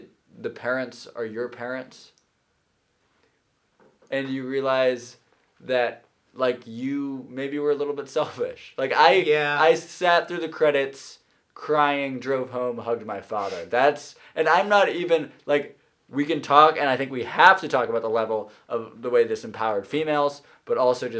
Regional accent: just north of Boston, Massachusetts, United States; I'm from just north of Boston, Massachusetts

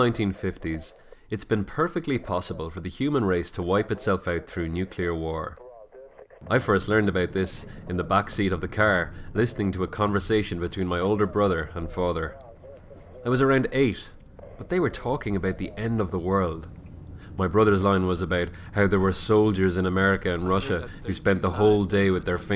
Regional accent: Ireland; I am Irish. And when I was growing up, my cousin used to tell me stories about the banshee

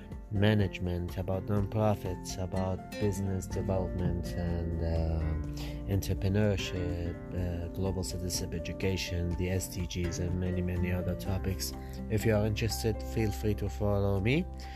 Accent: Baghdad, Baghdad Governorate, Iraq; I'm from Iraq, Baghdad. I'm about to be 26 years old.

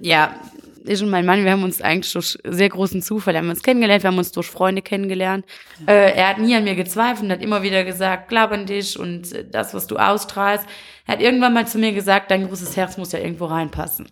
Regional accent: Wallonia, Belgium; hier so bei uns in Usbekien, hier kennt jeder jeden

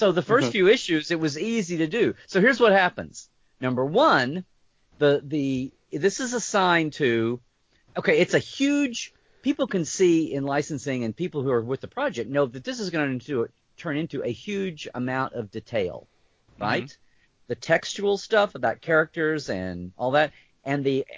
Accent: United States; I'm an American

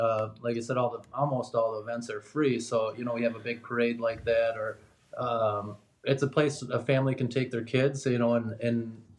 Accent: a town neighbouring Anoka, Minnesota, United States; I'm not from Anoka. I don't live in Anoka, but I've always lived nearby, you know, a neighboring town.

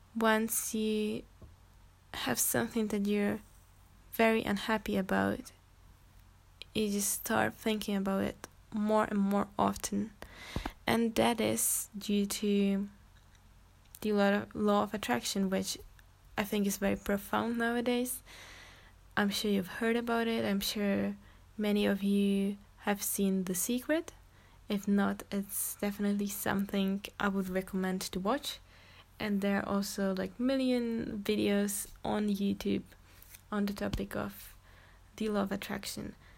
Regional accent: Czechia; English is a second language; I'm actually Czech, like I'm from Czech Republic, so sometimes or most of the time I'm gonna probably struggle with English

